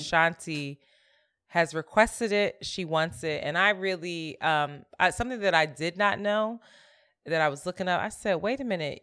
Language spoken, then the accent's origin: English; Philadelphia, Pennsylvania, United States; moved away as an adult; now in New York, United States; I'm from Philly. I rep Philly, too